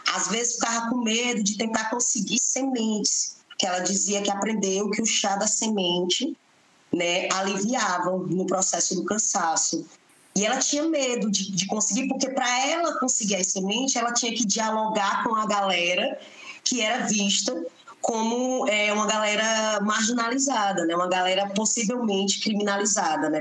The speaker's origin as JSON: {"language": "Portuguese", "town": "Fortaleza", "region": "Ceará", "country": "Brazil", "tie": "born or raised there", "said": "sou moradora né, de periferia, nasci e me criei no Beco da Galinha"}